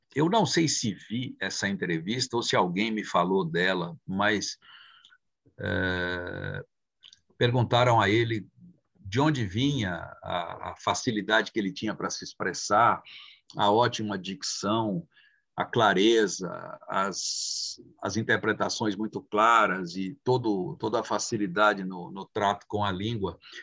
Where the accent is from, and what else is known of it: Brazil; born or raised there; first language Italian; Portuguese is a second language; also born or lived in Italy (ancestry)